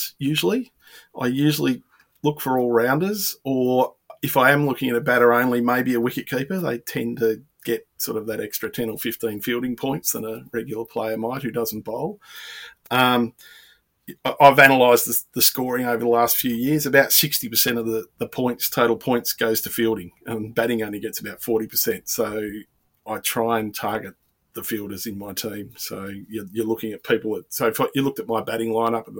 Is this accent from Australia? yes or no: yes; Melbourne, Victoria, Australia; I'm from Melbourne